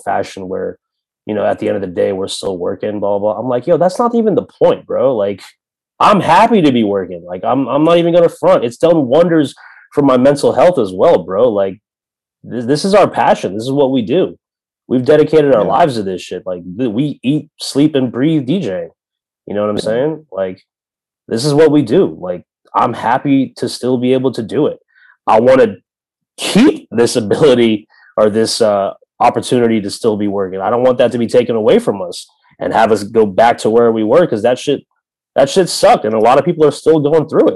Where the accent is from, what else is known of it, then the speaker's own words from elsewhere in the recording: Tampa, Florida, United States; I'm from Tampa